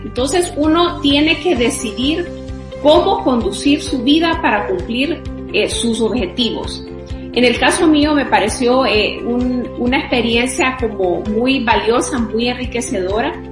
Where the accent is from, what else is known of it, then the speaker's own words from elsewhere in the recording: Honduras; para mí es un motivo de gran orgullo decir que soy centroamericana y de manera muy especial que soy hondureña.